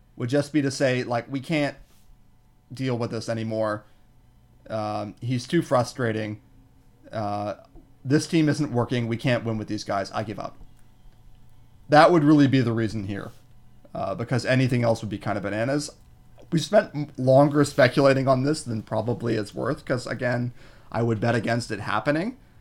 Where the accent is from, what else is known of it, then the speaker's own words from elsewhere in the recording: Toronto, Ontario, Canada; I'm from Scarborough